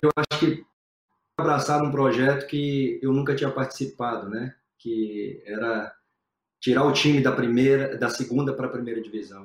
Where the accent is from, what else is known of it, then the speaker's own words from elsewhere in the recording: Brazil; moved away as an adult; now in England; eu sou brasileiro, 100% brasileiro